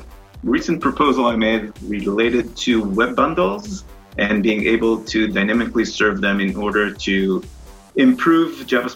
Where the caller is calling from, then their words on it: France; From France.